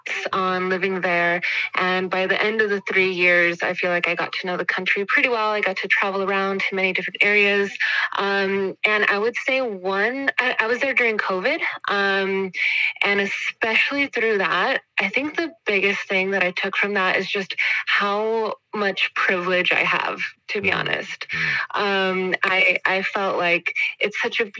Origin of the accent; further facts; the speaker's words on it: Texas, United States; moved away as an adult; also born or lived in Dominican Republic; now in Switzerland; I am originally from Texas, from La Frontera, right on the border.